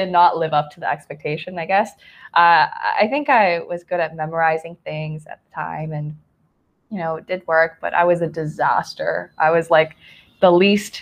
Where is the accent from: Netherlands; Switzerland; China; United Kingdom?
China; Nantong, Jiangsu; moved away; also born or lived in Canada; I was born in Jiangsu Nantong, which is, I believe, a couple kilometers away from Shanghai. And there I grew up with two families